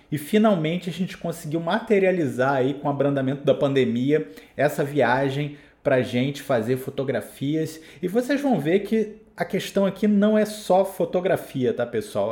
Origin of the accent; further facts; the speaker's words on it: Rio de Janeiro, Brazil; sou do Rio de Janeiro, eu tô aqui literalmente no nível do mar